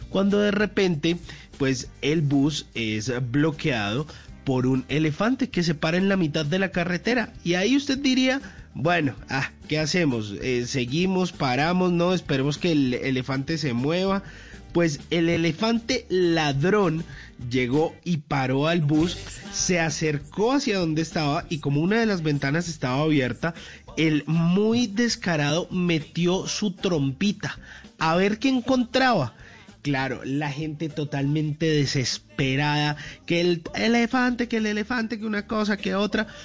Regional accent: Colombia; Así somos los colombianos. Pa'lante

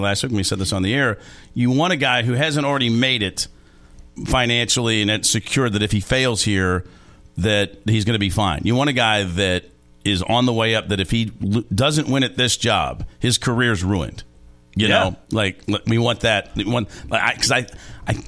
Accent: Louisville, Kentucky, United States

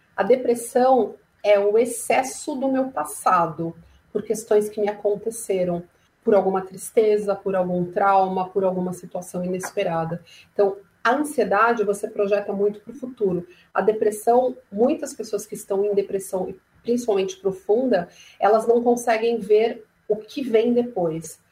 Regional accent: São Paulo, Brazil; sou de São Paulo

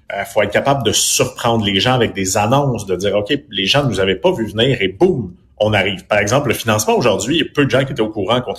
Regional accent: Quebec, Canada; pratiquement parce qu'on vient du Québec puis on est peut-être un peu plus petit mais il y a effectivement ce côté-là.

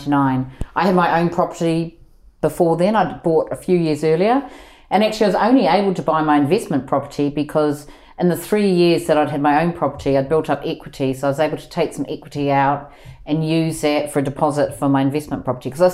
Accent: New Zealand; moved away as an adult; now in London, United Kingdom; I'm from New Zealand and I came to the UK when I was 23

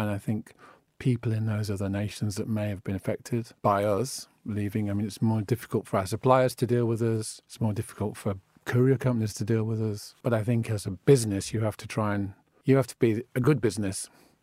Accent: United Kingdom; I'm British, that's what I am, that's what my passport says, but it's genuinely what I am

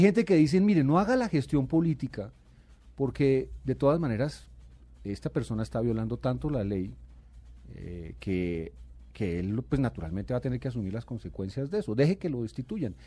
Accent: Bogotá, Colombia; yo nací en Bogotá y y yo aspiro a morir en esta ciudad que es la mía

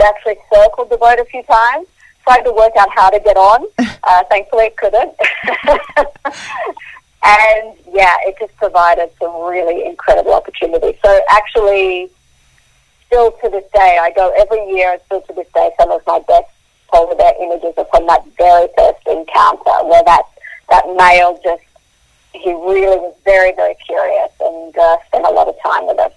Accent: Queensland, Australia; also born or lived in South Africa; I grew up in Queensland, so I'm used to the warm.

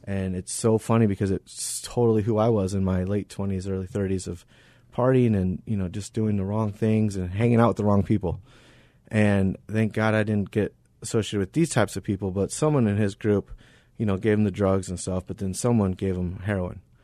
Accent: Arizona, United States; I was born and raised here in Arizona

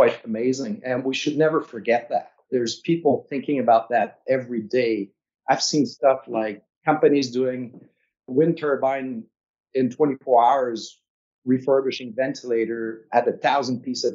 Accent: Quebec, Canada; moved away; I'm from Quebec, so it's quite far from here

